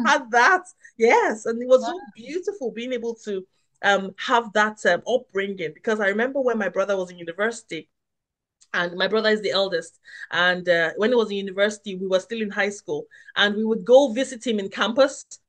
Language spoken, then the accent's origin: English; Nigeria; moved away; I grew up in Nigeria